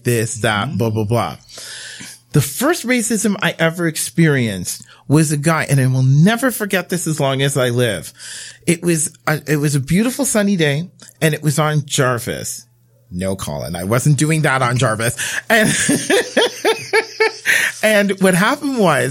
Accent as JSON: {"language": "English", "country": "Bermuda", "tie": "born or raised there", "moved": "yes", "lives_now": "Canada", "said": "I grew up in Bermuda"}